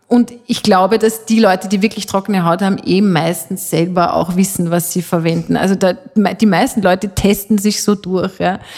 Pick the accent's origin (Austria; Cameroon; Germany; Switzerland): Switzerland; ich als halbe Schweizerin kann das ja sagen